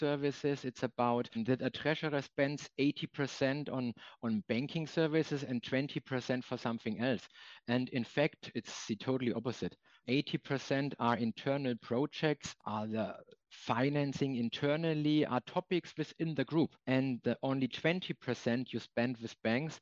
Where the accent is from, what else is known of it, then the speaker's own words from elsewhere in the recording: Germany; German treasurers have a career in banking where they started. And the same applies for me.